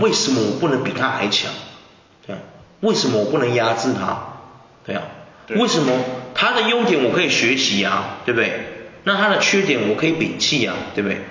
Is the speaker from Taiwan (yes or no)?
yes; Taiwan; 因为我们台湾人很 peace 呢，不太会去干咬别人呢